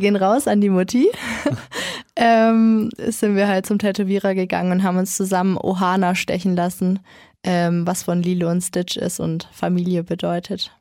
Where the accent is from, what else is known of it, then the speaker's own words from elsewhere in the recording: Kronach, Bavaria, Germany; also born or lived in Nuremberg; Ich bin in Kronach geboren und ganz normal eigentlich. Und dann, als ich so 10, 11 war, haben sich dann meine Eltern geschieden und meine Mom hat sich dann dazu entschieden, mit uns eben nach Nürnberg zu kommen